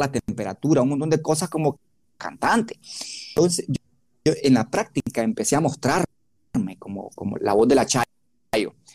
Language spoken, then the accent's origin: Spanish; Nicaragua; de barrio pobre, de montaña, de Huilí, soy nacido en el Bozaguá